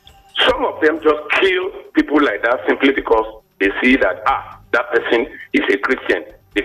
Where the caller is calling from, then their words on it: Imeko, Ogun State, Nigeria; I'm speaking from Imeko.